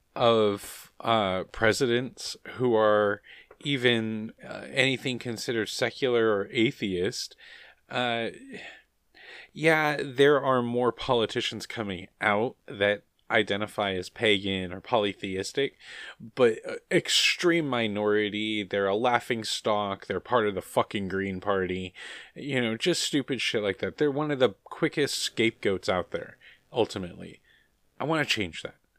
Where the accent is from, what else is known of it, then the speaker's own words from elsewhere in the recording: United States; I'm an American